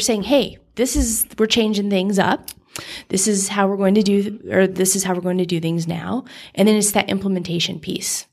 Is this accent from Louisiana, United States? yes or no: no; Nevada, United States; I grew up in Nevada